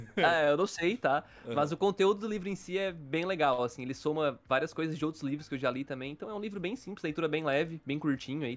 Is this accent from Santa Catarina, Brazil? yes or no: yes; Criciúma, Santa Catarina, Brazil; eu, o Dude e o Patrick, nós somos aqui de Criciúma